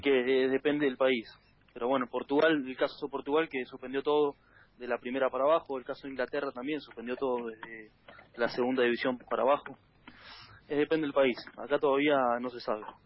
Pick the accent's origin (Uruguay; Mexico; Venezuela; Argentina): Argentina; moved away as an adult; now in Azuaga, Spain; no estaba en mi país